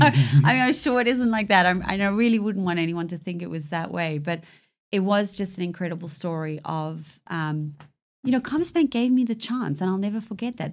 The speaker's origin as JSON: {"language": "English", "country": "South Africa", "tie": "born or raised there", "moved": "yes", "lives_now": "United Kingdom", "said": "I was born in South Africa to a British mother, Zambian father. Came over to the U K in nineteen ninety-nine."}